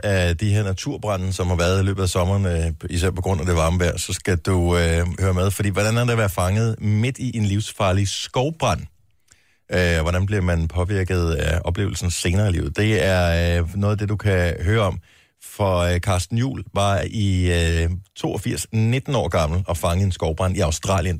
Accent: Funen, Southern Denmark, Denmark; som Fynbo

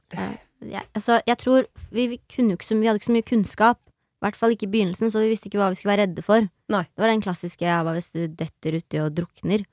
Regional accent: Nes, Norway; jeg er fra Nes

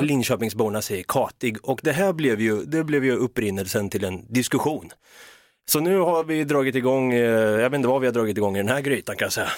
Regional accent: Norrköping, Östergötland, Sweden; Vi är båda från Norrköping

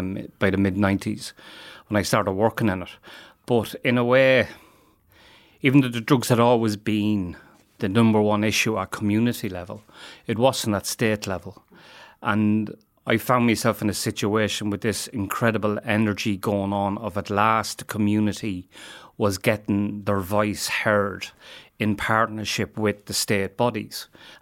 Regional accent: England, United Kingdom; The community that I grew up in the Midlands, there was no serious drug use

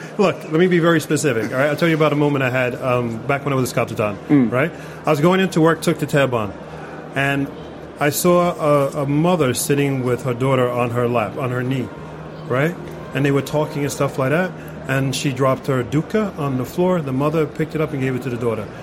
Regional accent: New York City, New York, United States; now in Norway; I'm from New York City

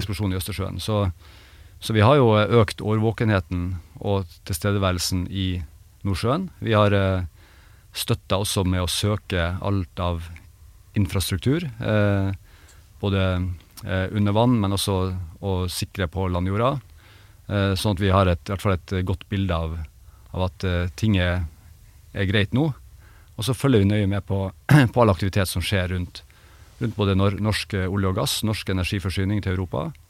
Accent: Bjerkvik, Nordland, Norway; hjembygda mi, altså Bjerkvik

